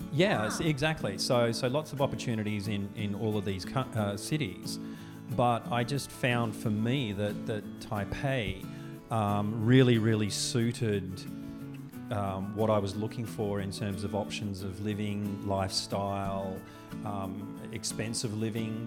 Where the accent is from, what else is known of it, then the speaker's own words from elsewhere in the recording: Australia; moved away as an adult; now in Taiwan; I'm an Australian